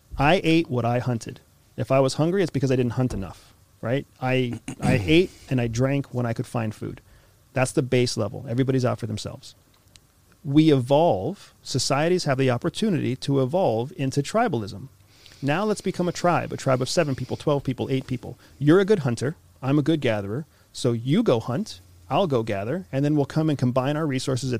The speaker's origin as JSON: {"language": "English", "country": "United States", "said": "I am an American citizen. I am a military veteran, and I used to work for CIA"}